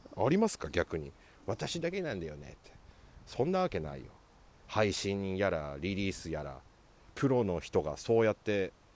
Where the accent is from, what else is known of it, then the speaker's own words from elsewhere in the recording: Sapporo, Hokkaido, Japan; 地元札幌市東区